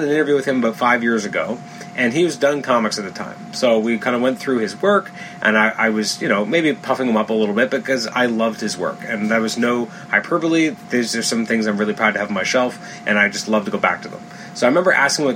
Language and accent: English; Toronto, Ontario, Canada; I'm from Toronto